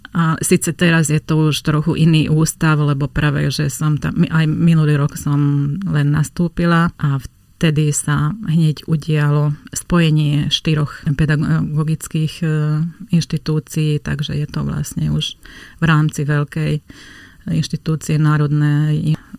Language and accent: Slovak; Slovakia; accent: Hungarian; Slovak is a second language; mám maďarský prízvuk